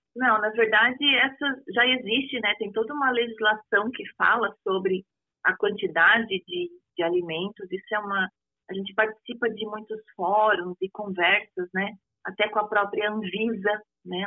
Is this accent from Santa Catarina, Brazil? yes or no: yes; Joinville, Santa Catarina, Brazil; aqui em Joinville, eu sou de Joinville, Santa Catarina